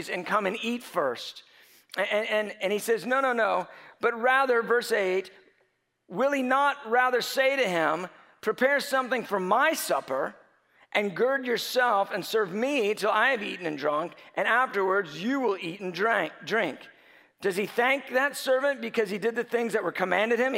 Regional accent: United States; growing up in America with so many options

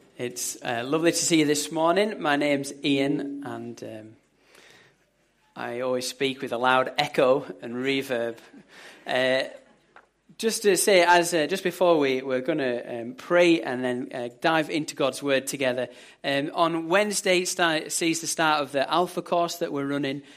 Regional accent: England, United Kingdom; As an Englishman

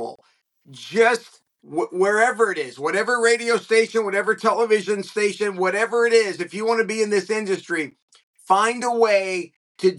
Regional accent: Southern California, United States; also born or lived in Los Angeles; I grew up in Southern California, and I was lucky enough to grow up like many of us here in SoCal

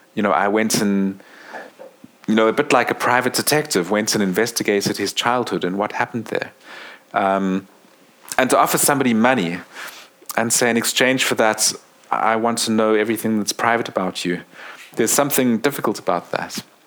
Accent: South Africa; I'm South African

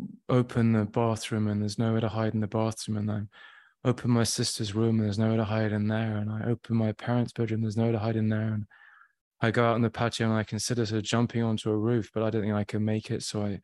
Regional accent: Shrewsbury, West Midlands, United Kingdom; born there; I was born in Shropshire, Shrewsbury, and then, which is in the middle of England, sort of on the west side.

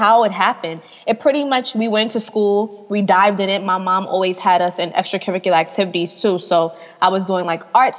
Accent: New York City, New York, United States; moved away as an adult; also born or lived in Atlanta; I'm in Atlanta. I'm from New York

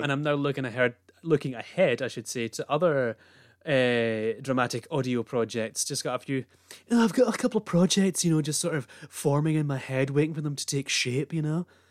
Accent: Scotland, United Kingdom; being Scottish

